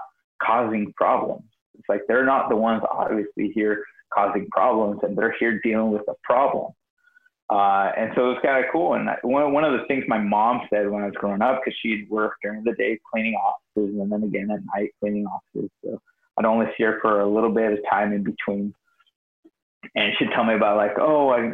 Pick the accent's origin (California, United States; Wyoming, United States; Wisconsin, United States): California, United States; Escondido; I grew up very poor in typical like ghetto. And I grew up in Escondido